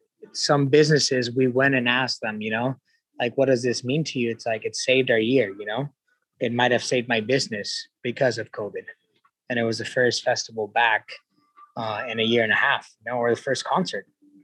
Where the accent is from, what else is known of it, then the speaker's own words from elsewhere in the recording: Ensenada, Baja California, Mexico; I grew up in Ensenada, which is not a border town, or Rosarito, but Tijuana's right there.